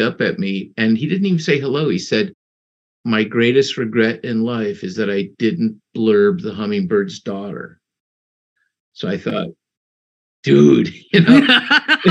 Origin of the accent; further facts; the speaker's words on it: Mexico; I was born in Mexico